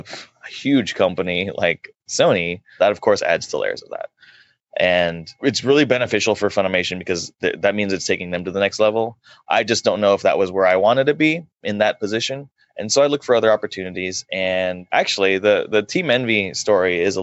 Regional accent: Dallas, Texas, United States; I'm born and raised in Dallas

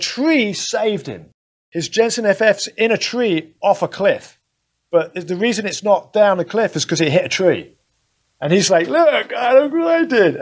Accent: London, United Kingdom; now in United States; I grew up in London

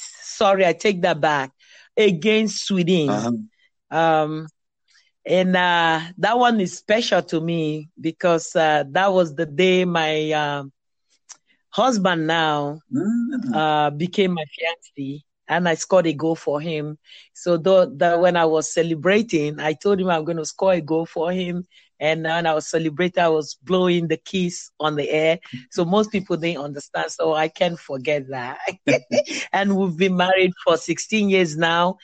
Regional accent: Nigeria; moved away as an adult; now in Virginia Beach, United States; I was born in Nigeria, played for so many clubs in Nigeria, and then came to the United States.

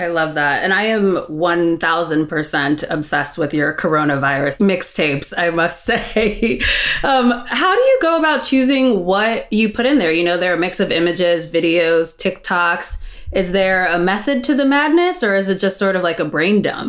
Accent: Springfield, Virginia, United States; We're from Northern Virginia, so Springfield, right outside of DC.

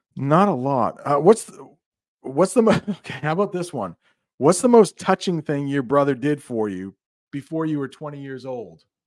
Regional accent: United States; as an American

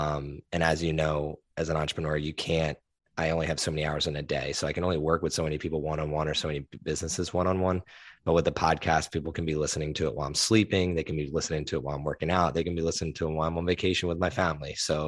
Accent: East Coast, United States; born there; also born or lived in Philadelphia / New Jersey / New York / Nashville; now in Austin, United States; I was born on the East Coast, though. Kind of moved around from Philly to New Jersey to New York, right outside New York, to Nashville, to Houston, to now here in Austin, Texas.

